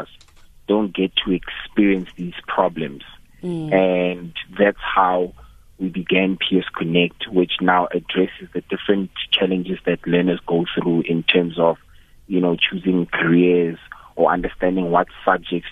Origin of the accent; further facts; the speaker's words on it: Johannesburg, Gauteng, South Africa; I was born in Joburg. I had a basic life, I guess, in Joburg.